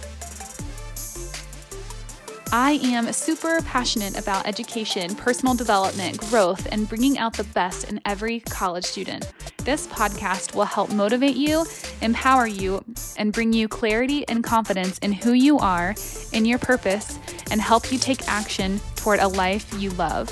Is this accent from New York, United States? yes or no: no; Florida, United States; now in Colorado, United States; I'm from Florida. So yeah, now I'm living in Colorado